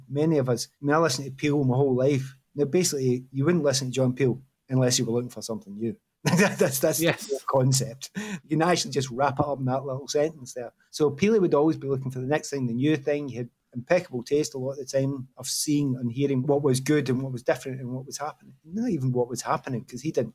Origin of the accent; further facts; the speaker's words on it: Glasgow, Scotland, United Kingdom; moved away as an adult; also born or lived in London; growing up in Glasgow